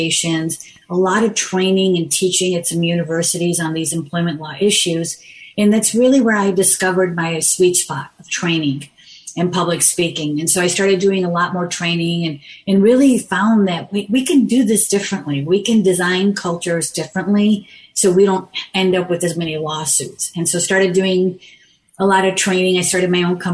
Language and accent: English; Chicago, Illinois, United States; My parents moved from India to Chicago in 1974. And so it was, you know, it was a rough childhood